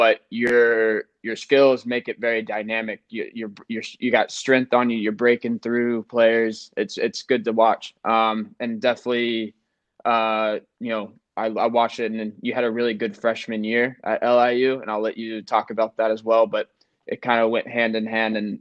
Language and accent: English; South Carolina, United States; I'm from South Carolina, just down south from New York